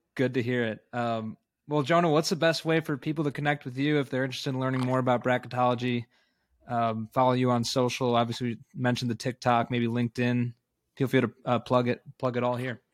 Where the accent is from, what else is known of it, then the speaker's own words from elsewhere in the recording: Chicago, Illinois, United States; that being my hometown